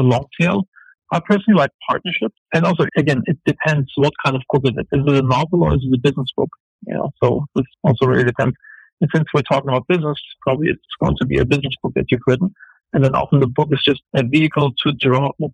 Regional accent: Germany; moved away as an adult; also born or lived in Los Angeles, United States / Turkey; I'm an entrepreneur from Germany originally

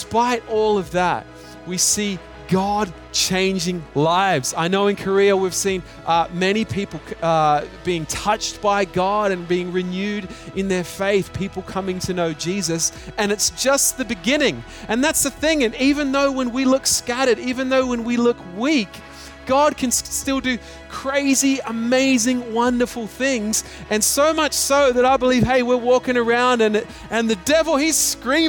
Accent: Australia; now in Hong Kong; I'm an Australian living in Hong Kong.

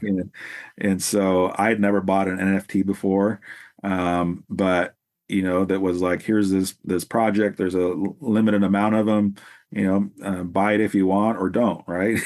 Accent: Salem, Oregon, United States; I'm from the West Coast here in Salem, Oregon, in the Pacific Northwest, and that's where I've pretty much been my whole life

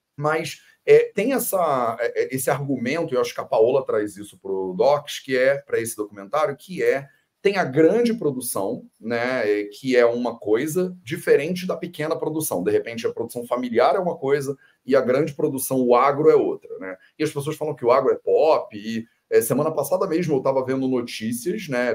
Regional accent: Brazil; also born or lived in India

